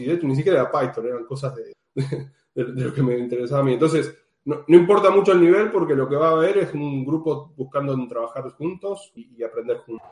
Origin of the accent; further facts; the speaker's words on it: Argentina; now in Amsterdam, Netherlands; estoy viviendo actualmente en Ámsterdam, soy argentina